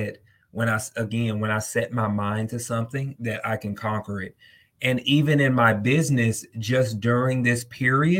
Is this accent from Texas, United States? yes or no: yes; Texas, United States; I'm from Texas. We love our barbecue.